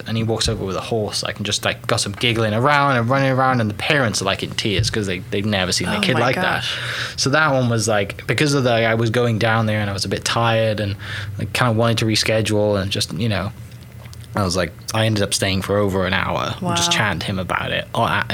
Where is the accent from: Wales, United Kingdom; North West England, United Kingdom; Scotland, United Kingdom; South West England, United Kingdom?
Wales, United Kingdom; Welsh; now in Oklahoma, United States; I'm a Welsh guy that hosts a podcast about Oklahoma